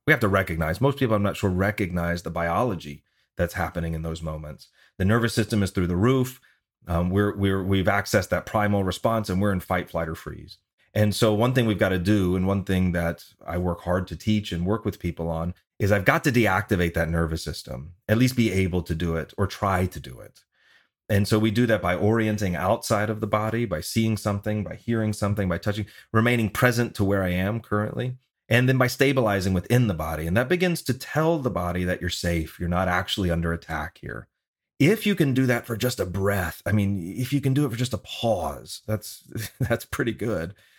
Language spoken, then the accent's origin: English; the South, United States; moved away; I'm from the South originally.